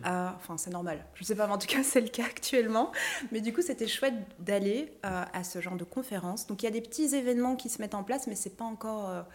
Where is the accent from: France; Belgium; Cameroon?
Belgium; chez nous en Belgique